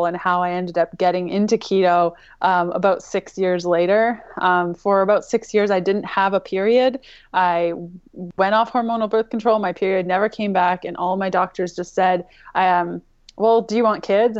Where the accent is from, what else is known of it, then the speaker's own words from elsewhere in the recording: Canada; I'm Canadian